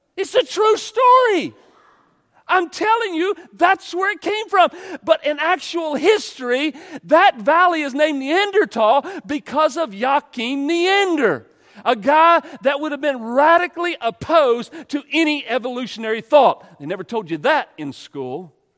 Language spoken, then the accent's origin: English; United States; I'm an American.